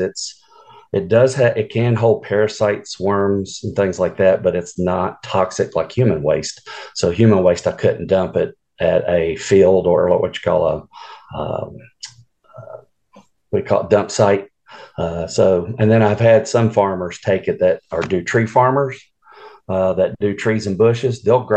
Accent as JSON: {"language": "English", "town": "Atlanta", "region": "Georgia", "country": "United States", "tie": "born or raised there", "moved": "as an adult", "lives_now": "Morganton, United States", "said": "I'm originally from Atlanta. I grew up there in Atlanta, went to high school and everything there"}